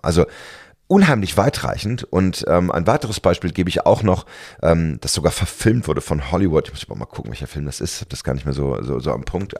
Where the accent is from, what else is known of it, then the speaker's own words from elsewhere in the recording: Berlin, Germany; als Berliner